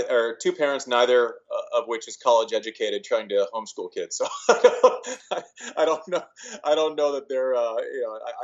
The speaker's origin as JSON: {"language": "English", "region": "Nebraska", "country": "United States", "tie": "born or raised there", "said": "I was born in Nebraska"}